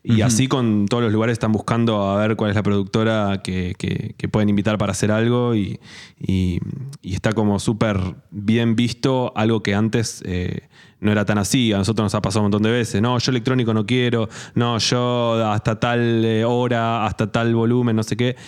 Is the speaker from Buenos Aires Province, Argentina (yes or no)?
yes; Mar del Plata, Buenos Aires Province, Argentina; moved away as an adult; now in Buenos Aires, Argentina; somos de Mar del Plata, nos conocimos allá, ahí eh, fue la adolescencia y después nos fuimos a estudiar a La Plata.